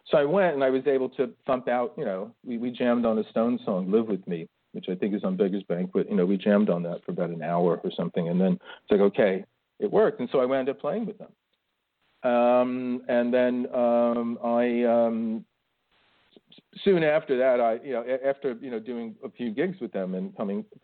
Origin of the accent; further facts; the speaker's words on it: New Jersey, United States; moved away as an adult; also born or lived in New York; now in United Kingdom; where I grew up in New Jersey.